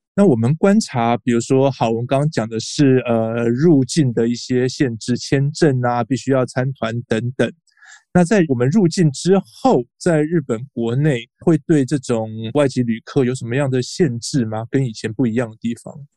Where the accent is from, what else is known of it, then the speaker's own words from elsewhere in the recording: Taiwan; 我们台湾人